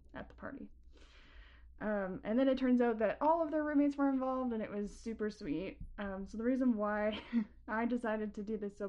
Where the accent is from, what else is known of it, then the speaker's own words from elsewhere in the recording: Canada; as a Canadian